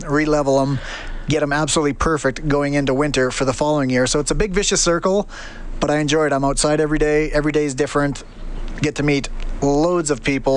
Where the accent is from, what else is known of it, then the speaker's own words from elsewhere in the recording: Stony Plain, Alberta, Canada; moved away as an adult; now in London, United Kingdom; growing up in Stony Plain to moving to London